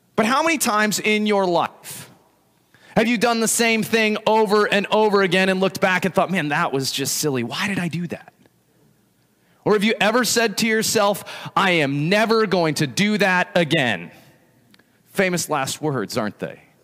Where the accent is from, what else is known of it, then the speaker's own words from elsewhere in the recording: Evergreen, Colorado, United States; moved away; growing up in Colorado